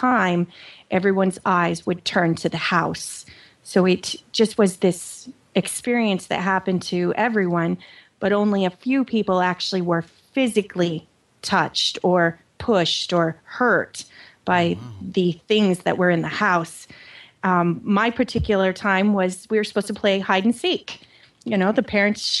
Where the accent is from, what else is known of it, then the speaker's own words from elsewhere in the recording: Oregon, United States; moved away as an adult; also born or lived in Maryland; now in Pennsylvania, United States; originally, I was born and raised in Oregon